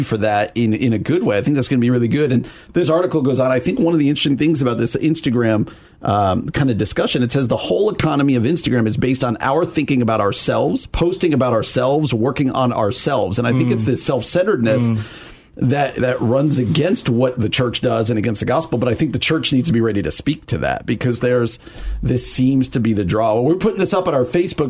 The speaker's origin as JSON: {"language": "English", "region": "New Jersey", "country": "United States", "tie": "born or raised there", "moved": "yes", "lives_now": "Chicago, United States", "said": "I grew up in New Jersey, about 45 minutes outside New York City."}